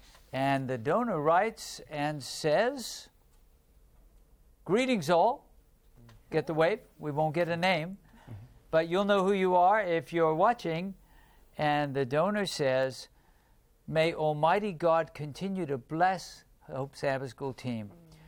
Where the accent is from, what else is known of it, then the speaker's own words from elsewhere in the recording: South Sudan; English is a second language; now in Rwanda; I'm from South Sudan, living in Rwanda.